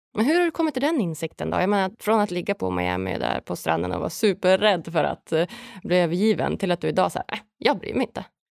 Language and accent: Swedish; Umeå, Västerbotten County, Sweden; någonstans är jag uppvuxen i, i Umeå i Norrland, i liksom en liten stad